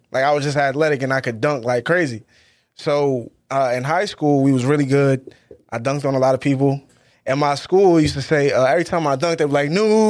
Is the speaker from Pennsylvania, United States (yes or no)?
no; Boston, Massachusetts, United States; also born or lived in Worcester / Stoughton; But I was born in Boston, moved to Worcester. Then I moved to Stoughton. Then I moved back to Worcester.